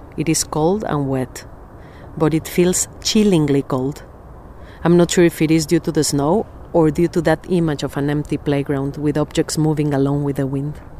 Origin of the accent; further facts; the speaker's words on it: Mexico City, Mexico; moved away as an adult; now in Sheffield, United Kingdom; I was born in Mexico City and have lived in Sheffield for four years